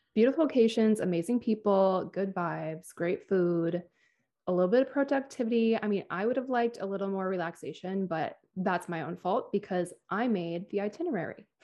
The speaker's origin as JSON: {"language": "English", "town": "Minneapolis", "region": "Minnesota", "country": "United States", "tie": "born or raised there", "moved": "yes", "said": "my hometown of Minneapolis"}